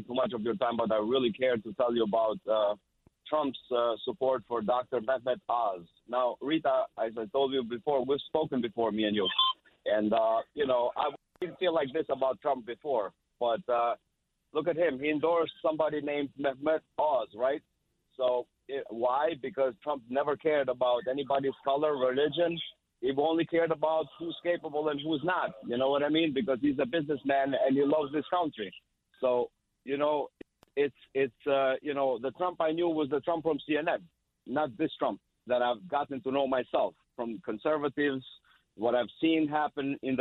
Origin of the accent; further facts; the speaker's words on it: Albania; moved away; I come from Albania. I love my country